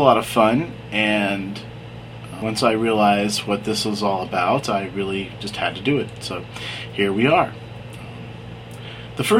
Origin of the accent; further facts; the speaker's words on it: Atlanta, Georgia, United States; also born or lived in New York / New Jersey; I was born in Atlanta, Georgia in 1967 and lived here all my life except for a short time from New York and New Jersey